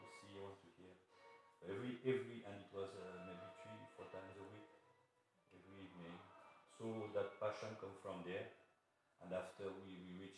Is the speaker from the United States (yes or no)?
no; Algeria; English is a second language; also born or lived in Morocco; now in France; I am from, I born in Algeria, but my family is originated from Morocco